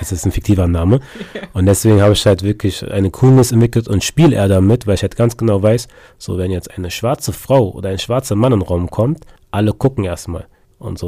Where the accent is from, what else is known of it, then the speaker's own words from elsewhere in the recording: Berlin, Germany; also born or lived in Munich / England; Ich bin in Berlin geboren und aufgewachsen, habe aber ghanaische Eltern